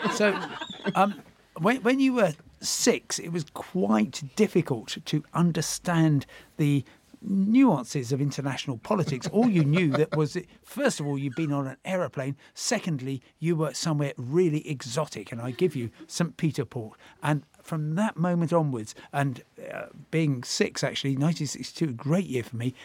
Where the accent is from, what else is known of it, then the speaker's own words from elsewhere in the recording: Crawley, South East England, United Kingdom; growing up in Crawley, as you say, and, uh, about a mile and a half from the runway at Gatwick Airport